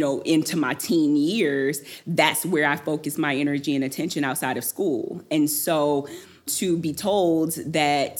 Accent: Detroit, Michigan, United States; I'm from Detroit, and so music was always such a really, really big part of my life and growing up

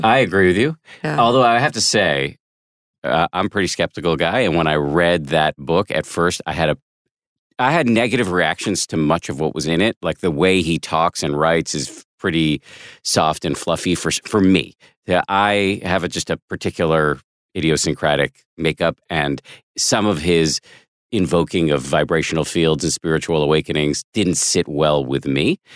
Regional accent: Boston, Massachusetts, United States; moved away; also born or lived in Maine; I went to school in Maine, but I'm from Boston, not far away

